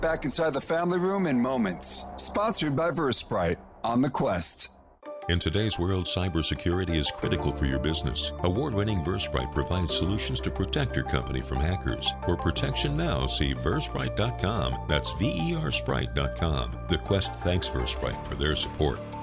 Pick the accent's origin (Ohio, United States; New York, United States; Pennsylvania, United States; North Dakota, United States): Ohio, United States; I grew up in Ohio.